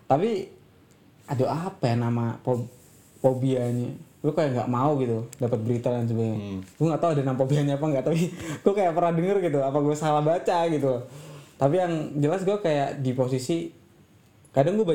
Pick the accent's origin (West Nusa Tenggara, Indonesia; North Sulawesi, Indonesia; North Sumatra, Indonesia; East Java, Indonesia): East Java, Indonesia; kalau gue dari Jawa Timur nih